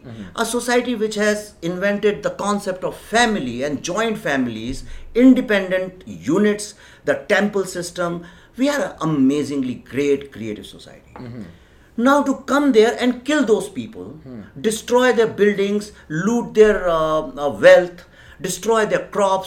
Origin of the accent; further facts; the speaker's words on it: Bhopal, Madhya Pradesh, India; I grew up in Bhopal. That's my cultural upbringing